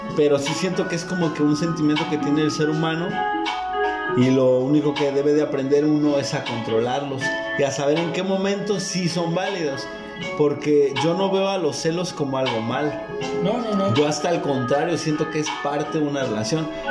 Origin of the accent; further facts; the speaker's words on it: Tijuana, Baja California, Mexico; nosotros somos de Tijuana